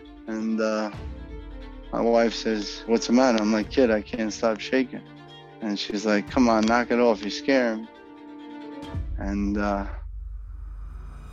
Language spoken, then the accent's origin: English; New York City, New York, United States; also born or lived in Long Island; I was born in Long Island, St. John's Hospital in Far Rockaway, Queens, August 5th, 1976